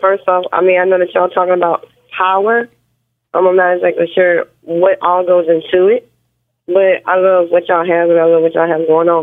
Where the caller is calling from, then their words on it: Alabama, United States; I'm calling from Alabama